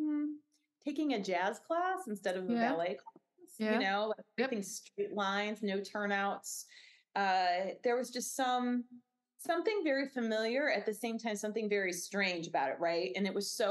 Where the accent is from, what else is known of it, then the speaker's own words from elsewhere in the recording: Northwestern suburbs, Illinois, United States; also born or lived in Mississippi River, Illinois side; Both of us grew up in the Northwestern suburbs